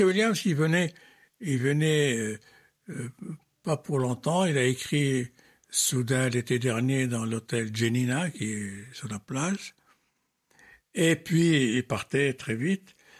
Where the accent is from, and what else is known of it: Fez, Fès-Meknès, Morocco; born or raised there; moved away as an adult; also born or lived in Tangier